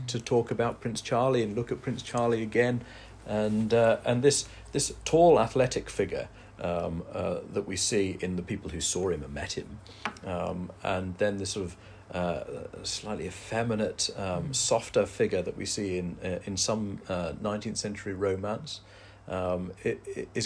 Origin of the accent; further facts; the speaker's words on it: Derby, East Midlands, United Kingdom; now in East Lothian, United Kingdom; I grew up in Derby, in the dead centre of England